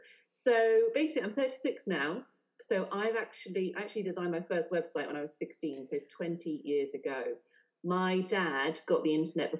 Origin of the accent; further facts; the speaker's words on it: South West England, United Kingdom; now in London, United Kingdom; So, yeah, but I'm not from here. I'm actually from right down the southwest.